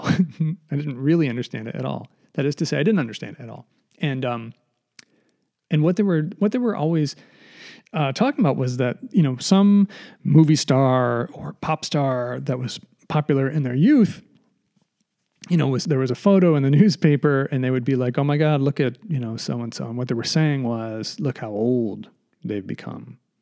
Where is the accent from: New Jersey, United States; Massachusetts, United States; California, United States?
Massachusetts, United States; we're from Massachusetts.